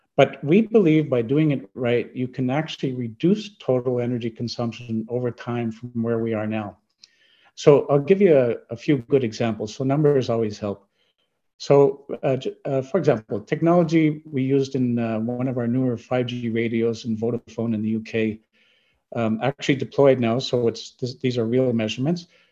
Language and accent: English; Canada; I'm from Canada